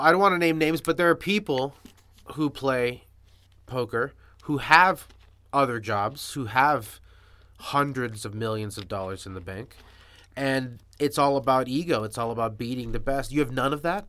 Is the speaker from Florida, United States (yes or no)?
yes; Miami Beach, Florida, United States; I grew up in South Beach